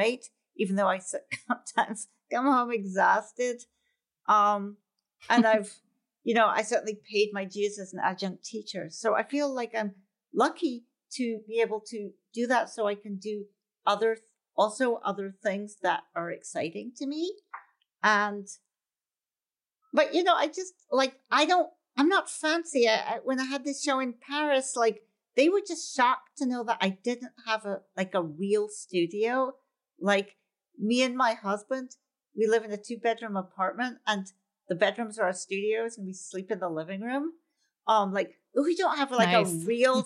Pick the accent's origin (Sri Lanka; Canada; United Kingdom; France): United Kingdom; Scotland; now in New York City, United States; as a child, I grew up in Scotland